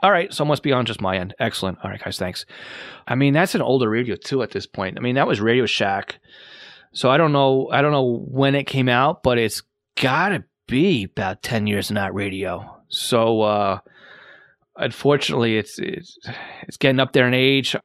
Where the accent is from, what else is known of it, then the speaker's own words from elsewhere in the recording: Massapequa, New York, United States; I'm from Massapequa, M A S S A P E Q U A.